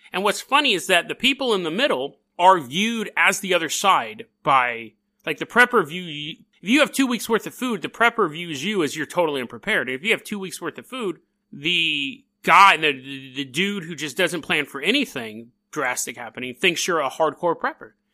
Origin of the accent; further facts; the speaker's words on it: California, United States; I'm from California.